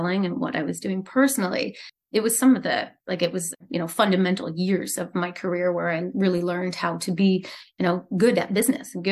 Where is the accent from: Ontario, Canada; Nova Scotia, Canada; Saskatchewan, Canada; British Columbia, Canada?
Nova Scotia, Canada; I grew up in Nova Scotia in like a fishing village, literally of like a couple thousand people.